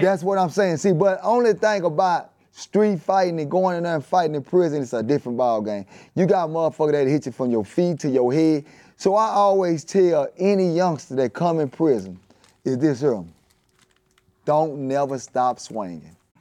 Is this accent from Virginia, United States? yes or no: no; Dallas, Texas, United States; I'm outta West Dallas, Texas